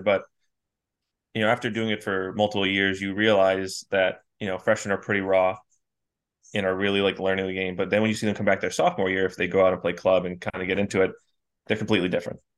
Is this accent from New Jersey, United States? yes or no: no; North Kingstown, Rhode Island, United States; I'm from North Kingstown.